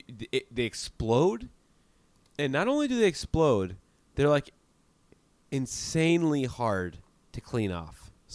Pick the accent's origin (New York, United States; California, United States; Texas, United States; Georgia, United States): New York, United States; born there; I was born in New York, and I tried a bagel, and I actually liked it.